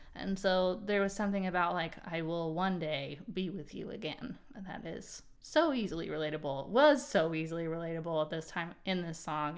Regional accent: Portland, Oregon, United States; now in North Carolina, United States; I'm from Portland, Oregon originally, and I now live on the East Coast. I'm in North Carolina

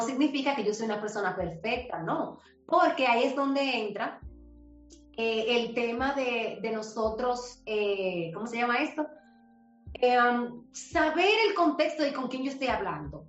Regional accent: Herrera, Buenos Aires, Distrito Nacional, Dominican Republic; Yo soy de un barrio, yo me crié en Herrera, nací en Herrera, en Buenos Aires

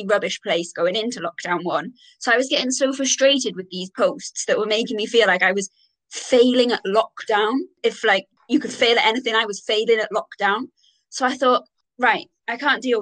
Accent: Wales, United Kingdom; moved away as an adult; also born or lived in Galway, Ireland; now in Bath, United Kingdom; I'm half Irish, but I'm Welsh, born and bred in Wales

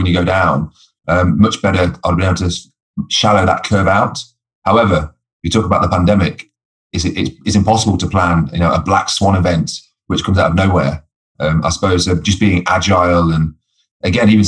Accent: Coventry, West Midlands, United Kingdom; My dream was to play football as a boy growing up in Coventry

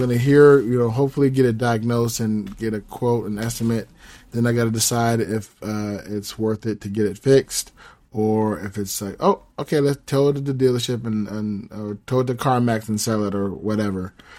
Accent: Southern California, United States; moved away; I'm originally from Southern California. So, that's where my family is

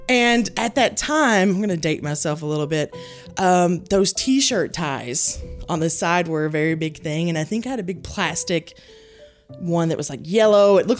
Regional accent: Hickman, Kentucky, United States; Hickman, Kentucky. Hickman, Kentucky.

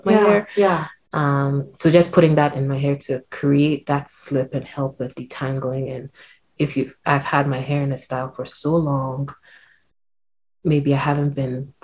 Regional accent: Ghana; growing up in Ghana, I had relaxed hair

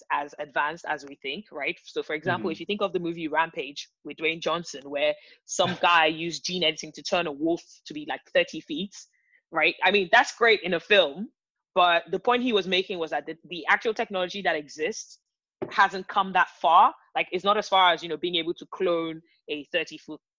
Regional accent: Nigeria; I'm from Nigeria

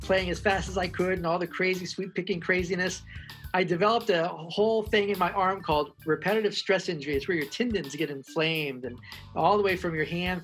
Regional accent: Woodstock, New York, United States; moved away as an adult; also born or lived in Nashville; I grew up in Woodstock, New York, and Woodstock has a bunch of big studios up there.

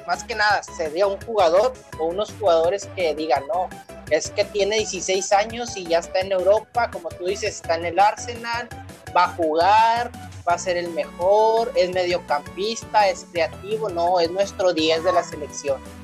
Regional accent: Mexico

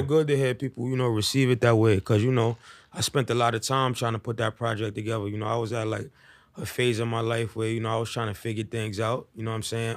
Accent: New York City, New York, United States; also born or lived in Bronx, New York; I'm from Harlem, the east side of Be Exact, El Barrio.

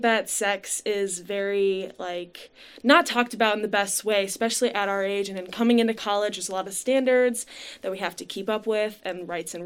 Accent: Livonia, Michigan, United States; I grew up in Livonia, Michigan

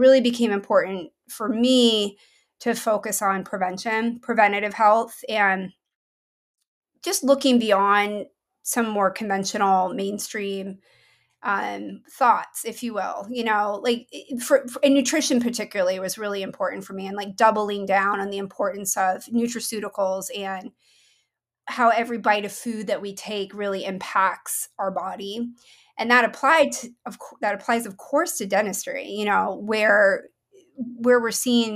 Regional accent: Maine, United States; moved away as an adult; also born or lived in Boston; now in Portland, United States; I grew up in Maine. Mm-hmm. That's actually where I'm from

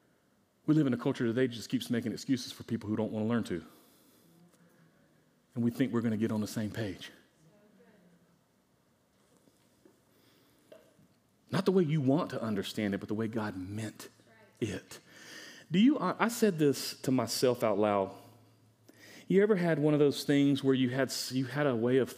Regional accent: United States; I'm an American

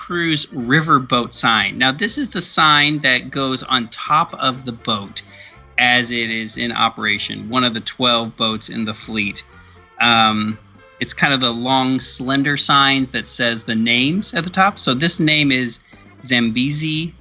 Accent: Midwest, United States; I'm from the Midwest

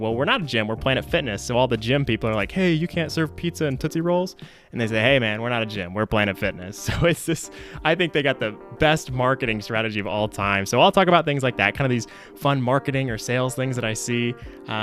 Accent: Tulsa, Oklahoma, United States; now in Oklahoma City, United States; I was born and raised in Tulsa

